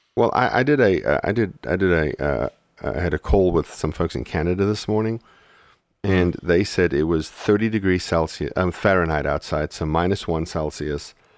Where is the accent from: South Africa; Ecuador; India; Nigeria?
South Africa; moved away; when we went to South Africa a couple of years into our marriage, um, you know, we landed in my hometown